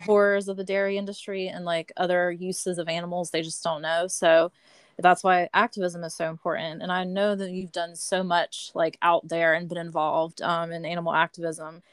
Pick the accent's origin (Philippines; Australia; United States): United States; Georgia; also born or lived in Pittsburgh, Pennsylvania; I was born in Pittsburgh, but I have moved to Georgia when I was a kid